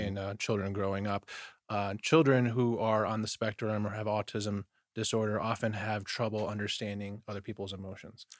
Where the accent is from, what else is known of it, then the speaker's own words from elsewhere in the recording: Detroit, Michigan, United States; I grew up in Detroit, Michigan